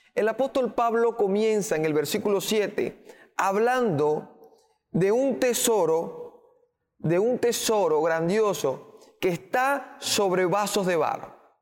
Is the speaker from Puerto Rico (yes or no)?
no; Venezuela; Creemos como venezolanos